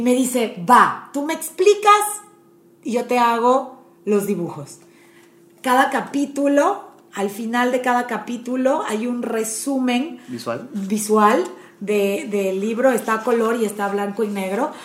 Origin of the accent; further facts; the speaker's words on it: Panama; moved away as an adult; also born or lived in Puebla, Mexico; now in Monterrey, Mexico; Estudié leyes en Panamá, me casé a los 24, me vine a vivir a Puebla